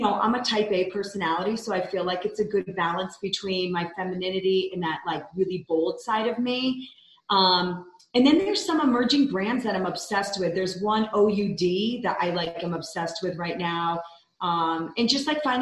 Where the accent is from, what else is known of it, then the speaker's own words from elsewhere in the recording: the Capital District, upstate New York, United States; moved away as an adult; also born or lived in Midtown, New York City; now in Salt Lake City, United States; So much of my family's there. I grew up there.